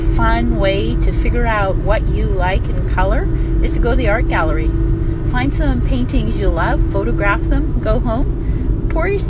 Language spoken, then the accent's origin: English; United States; now in Canada; as an American living in Canada